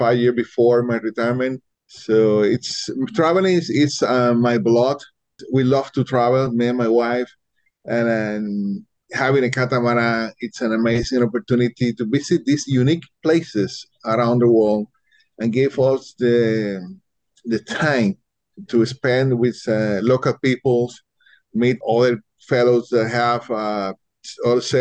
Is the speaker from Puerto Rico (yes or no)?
yes; Puerto Rico; Puerto Rico